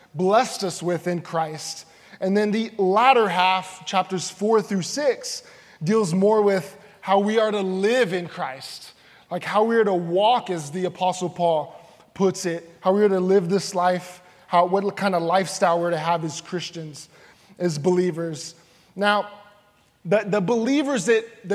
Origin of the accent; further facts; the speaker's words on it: San Antonio, Texas, United States; I'm from the Alamo City, San Antonio, Texas